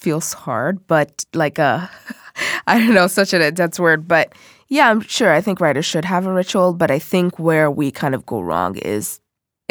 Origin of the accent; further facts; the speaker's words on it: Seattle, Washington, United States; also born or lived in Nigeria; I am originally from Nigeria, but I've lived in Seattle the majority of my life